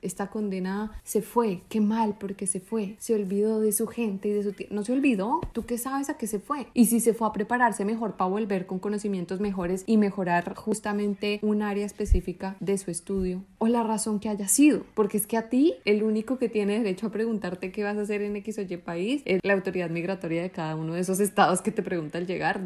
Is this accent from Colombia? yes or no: yes; Colombia; moved away as an adult